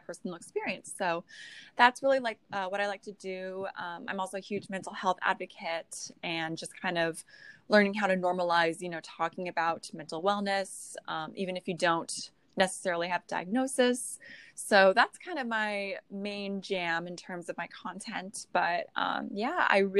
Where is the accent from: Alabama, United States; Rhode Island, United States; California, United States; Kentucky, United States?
California, United States; now in North Carolina, United States; I'm originally from California.